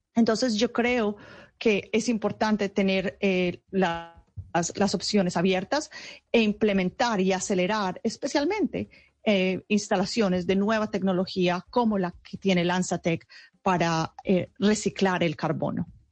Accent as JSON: {"language": "Spanish", "area": "Paisa region", "region": "Antioquia", "country": "Colombia", "moved": "yes", "said": "hace muchos años ya salí de Colombia, pero toda mi familia está en Colombia y soy muy orgullosa de ser paisa"}